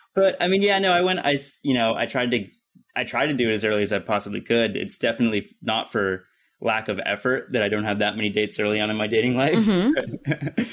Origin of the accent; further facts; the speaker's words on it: near Pittsburgh, Pennsylvania, United States; now in Los Angeles, United States; I grew up in Pittsburgh or near Pittsburgh